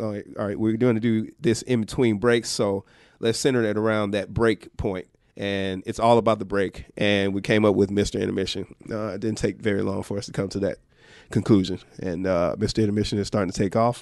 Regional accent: Atlanta, Georgia, United States; moved away; Georgia, originally. Uh, Grady Baby, for those of you who know, uh, Atlanta very well, downtown Atlanta is where Grady Hospital is

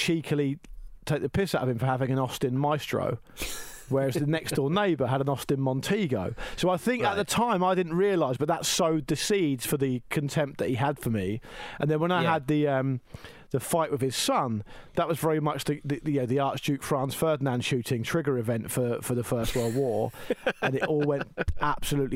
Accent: Gosport, South East England, United Kingdom; growing up in Gosport in the 80s

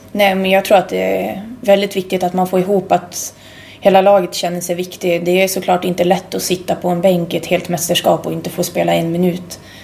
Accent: Sweden; moved away as an adult; also born or lived in Umeå; hade jag varit hemma i Sverige

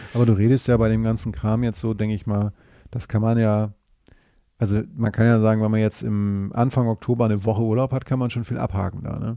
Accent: Northern Germany, Germany; ich bin ja Norddeutscher

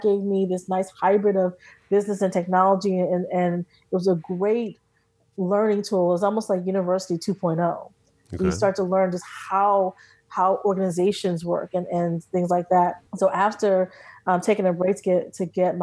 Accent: New Jersey, United States; I'm from Jersey

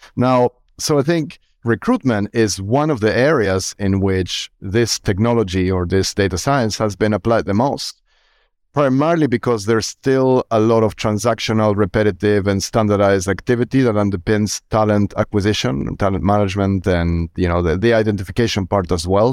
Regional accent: Argentina; I'm born and raised in Argentina

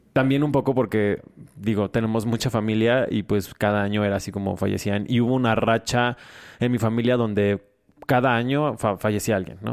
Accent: Mexico

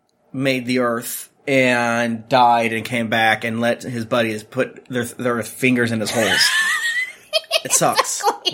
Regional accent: United States; as an American.

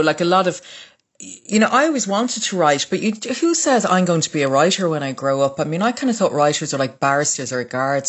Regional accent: Dublin, Leinster, Ireland; born or raised there; also born or lived in Waterford, Ireland

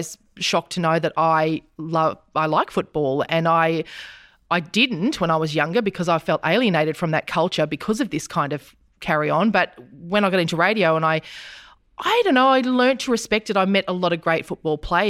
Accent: Brisbane, Queensland, Australia; now in Melbourne, Australia; a week in which there are two Brisbane clubs in the finals is I'm back in Brisbane. You know, I'm a Queenslander again.

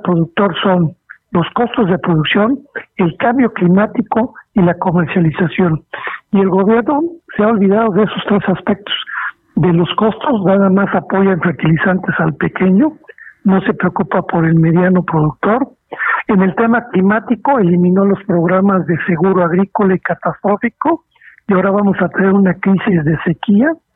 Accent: Mexico; ya que todos somos mexicanos

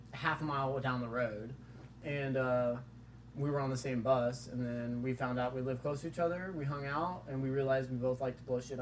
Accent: Joplin, Missouri, United States; I was born in Joplin, Missouri

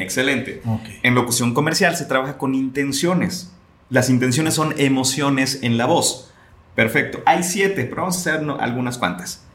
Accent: Atotonilco el Alto, Jalisco, Mexico; me encanta presumir que soy de allá. La gente en Guadalajara sabe que soy de Totonilco

